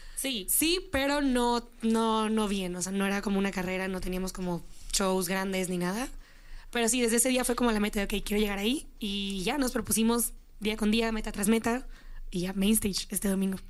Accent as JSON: {"language": "Spanish", "town": "Monterrey", "region": "Nuevo León", "country": "Mexico", "moved": "yes", "lives_now": "Mexico City, Mexico", "said": "Somos de Monterrey"}